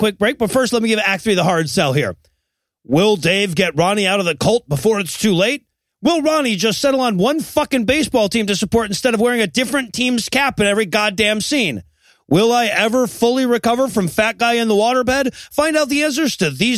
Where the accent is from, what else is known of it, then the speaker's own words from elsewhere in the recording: Michigan, United States; I grew up in Michigan